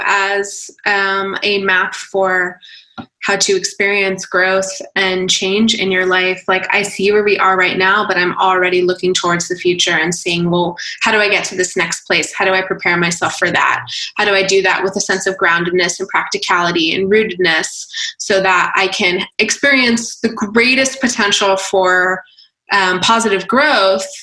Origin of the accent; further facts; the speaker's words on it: Atlanta, Georgia, United States; I'm from Atlanta. So like, I get the whole South vibe.